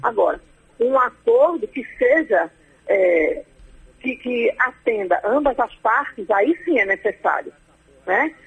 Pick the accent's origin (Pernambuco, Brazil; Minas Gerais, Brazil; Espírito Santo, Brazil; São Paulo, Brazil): Pernambuco, Brazil; eu sou de Pernambuco